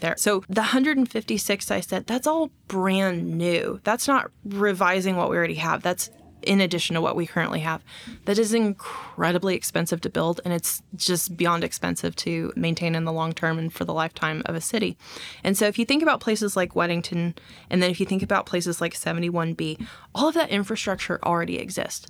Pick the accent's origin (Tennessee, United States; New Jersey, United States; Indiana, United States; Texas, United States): Texas, United States; now in Fayetteville, United States; I'm from Texas